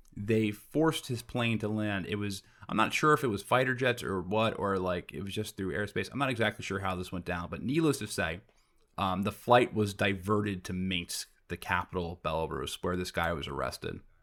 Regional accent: New York, United States; I'm from New York and, you know, we're used to this, like, metropolis

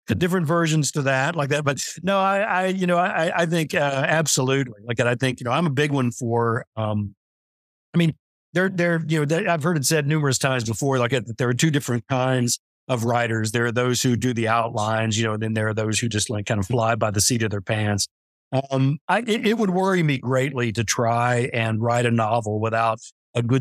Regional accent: West Virginia, United States; born there; also born or lived in Kansas / New Mexico / Montana; I was born in West Virginia, like that, but I had family scattered all through Kansas and uh, New Mexico and up in Montana and everywhere.

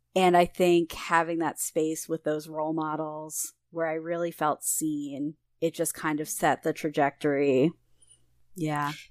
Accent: Philadelphia, Pennsylvania, United States; I'm from Philadelphia originally

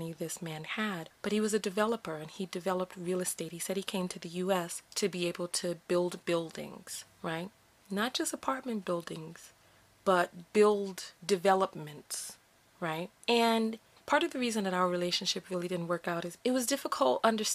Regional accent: United States; here I am born in America

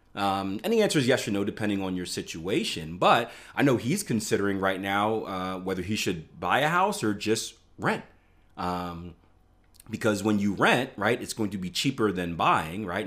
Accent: Philadelphia, Pennsylvania, United States; I, I, I grew up in Philadelphia in, in, in urban area

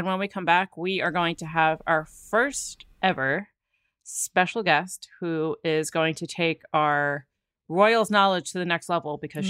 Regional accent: United States; being American

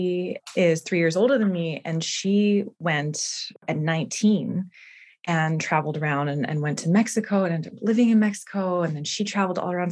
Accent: Winnipeg, Manitoba, Canada; traveling from Winnipeg, Manitoba

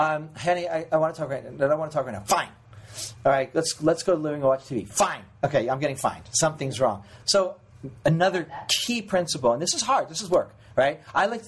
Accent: New York, United States; now in Los Angeles, United States; I'm from New York. Everybody fucking reads.

